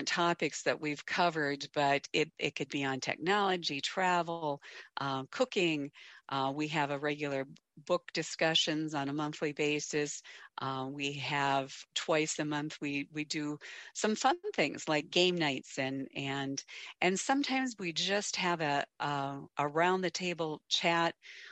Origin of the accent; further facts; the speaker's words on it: Kansas, United States; now in North Dakota, United States; I was born in Kansas. I currently reside in North Dakota